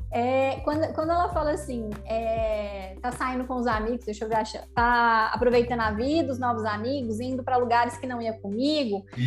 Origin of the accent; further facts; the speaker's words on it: Goiânia, Goiás, Brazil; como nós dois somos de Goiânia